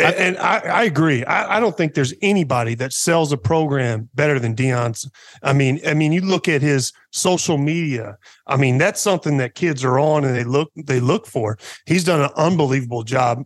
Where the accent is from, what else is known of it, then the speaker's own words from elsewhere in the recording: Poplar Bluff, Missouri, United States; moved away as an adult; also born or lived in China; my hometown, from Papa Bluff, Missouri, about eighteen thousand people, small town